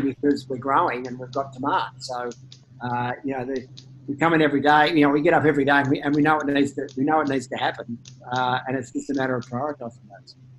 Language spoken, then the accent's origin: English; Australia; as an Australian